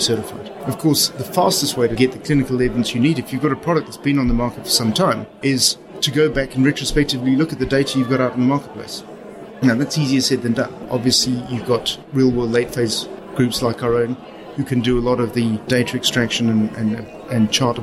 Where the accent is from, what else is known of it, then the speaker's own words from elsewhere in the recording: Zimbabwe; accent: Southern African; moved away; I come from Zimbabwe.